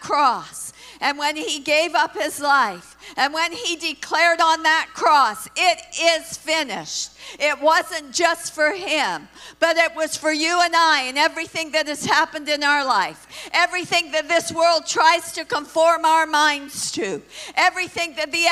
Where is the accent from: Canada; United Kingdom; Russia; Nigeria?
Canada; Brampton, Ontario; When I grew up in my city, when I grew up in Brampton, all that lived there were Anglo people